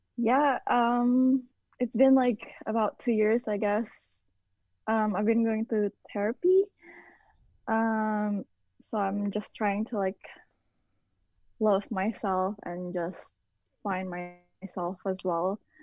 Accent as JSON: {"language": "English", "country": "Indonesia", "tie": "born or raised there", "moved": "yes", "said": "I grew up in Indonesia"}